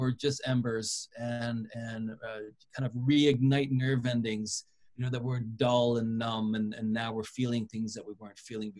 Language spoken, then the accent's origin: English; West Coast, United States; growing up on the West Coast.